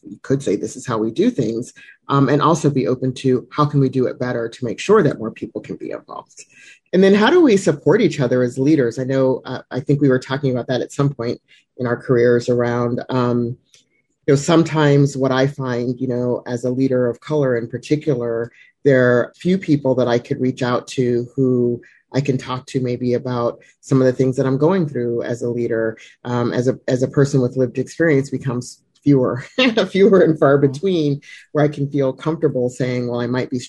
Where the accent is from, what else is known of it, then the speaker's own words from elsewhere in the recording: Germany; born there; when I was born in Germany and moved around because my father was in the military.